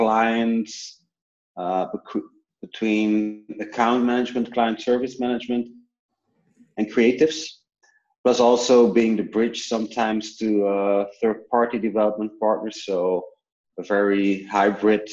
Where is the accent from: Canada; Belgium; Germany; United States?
Belgium; also born or lived in New Zealand; I come from Belgium, where I currently work